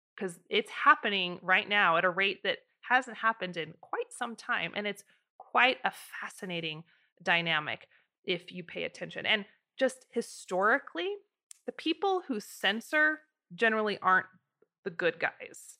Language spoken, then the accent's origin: English; United States; living in America as an American